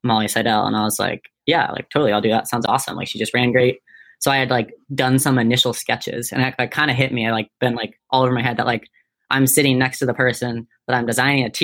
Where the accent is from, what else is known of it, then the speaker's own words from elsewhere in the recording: Boulder, Colorado, United States; moved away; I'm from Boulder